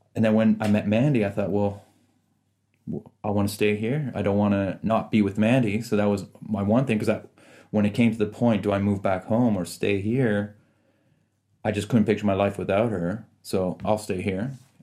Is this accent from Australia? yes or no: no; Canada; also born or lived in Iran / Italy; So I was born in Iran, and then during the revolution, we escaped to Italy. But I was probably months, three, four months old when we got to Italy. And then I was there till two, just over two years. And then we took refuge in Canada.